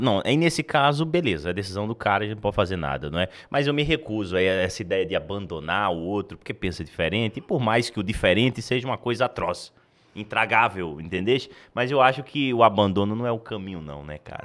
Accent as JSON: {"language": "Portuguese", "town": "Natal", "region": "Rio Grande do Norte", "country": "Brazil", "moved": "yes", "lives_now": "Goiânia, Brazil", "said": "eu sou de Natal e, e vim para Goiânia"}